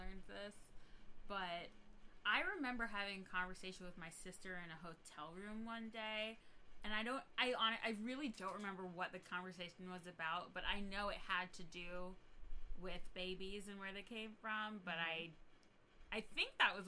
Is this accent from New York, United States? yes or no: yes; New York, United States; I grew up in New York